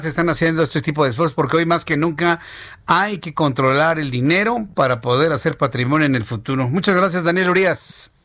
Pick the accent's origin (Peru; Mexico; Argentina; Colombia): Mexico; como sociedad mexicana